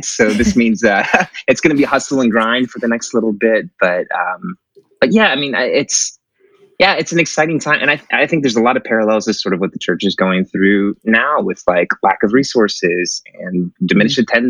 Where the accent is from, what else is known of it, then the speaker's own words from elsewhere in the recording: Connecticut, United States; also born or lived in Lake Charles, Louisiana / Houston area, Texas; now in Galveston, United States; So I'm originally from Connecticut, of all places, and then moved to exotic Lake Charles, Louisiana for a bit, and then settled in the Houston area